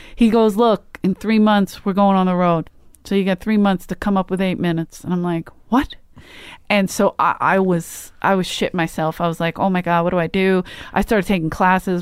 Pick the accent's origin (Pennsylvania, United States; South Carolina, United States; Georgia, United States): Pennsylvania, United States; Philadelphia; I'm from Philly